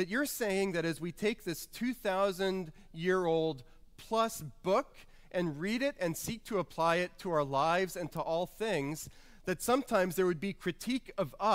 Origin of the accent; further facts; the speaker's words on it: New Orleans, Louisiana, United States; growing up in New Orleans